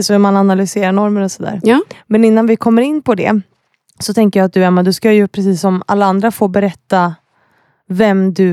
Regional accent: Kalmar, Kalmar County, Sweden; moved away as an adult; also born or lived in Peru / Malmö; now in Öland, Sweden; Jag är uppväxt i Kalmar.

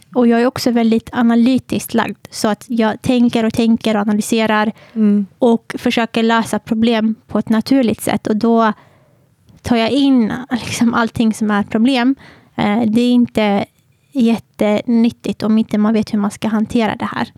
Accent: Södertälje, Stockholm County, Sweden; född och uppvuxen i Södertälje

